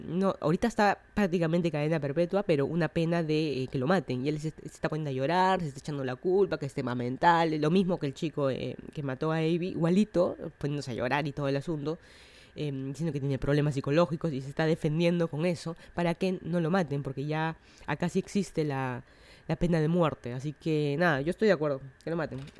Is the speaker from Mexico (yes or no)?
no; Lima, Peru; moved away as an adult; now in Miami, United States; yo soy de Lima, Perú. Estoy viviendo en Miami hace como un año